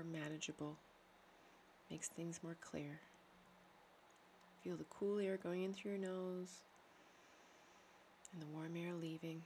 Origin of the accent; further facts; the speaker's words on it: Newfoundland and Labrador, Canada; now in Netherlands; I'm a Newfoundlander, Canadian